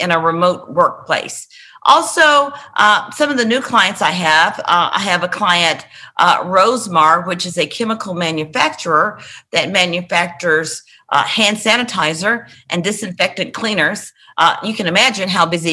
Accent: Memphis, Tennessee, United States; moved away as an adult; now in Nashville, United States; Worthington is the name of the street that I grew up on in Memphis

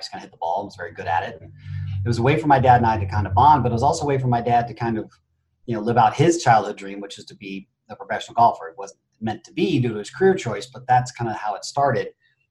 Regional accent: Phoenix, Arizona, United States; born there; also born or lived in Japan; I was born in Phoenix, Arizona, and within a matter of months, I was off to Japan due to my mother and my father.

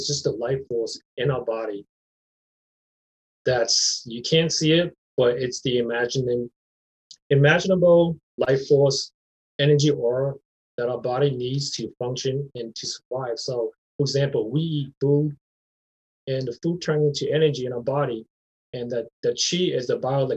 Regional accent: Rhode Island, United States; moved away as an adult; now in Minnesota, United States; I went to church growing up in Rhode Island

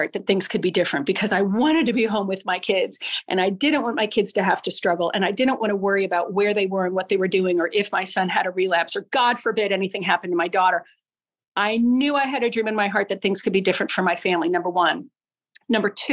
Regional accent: Littleton, Colorado, United States; moved away; also born or lived in Fogelsville, Pennsylvania; I'm from Littleton, Colorado

